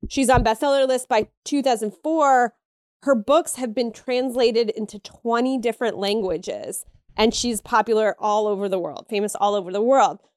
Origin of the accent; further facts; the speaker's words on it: Pennsylvania, United States; I'm from Pennsylvania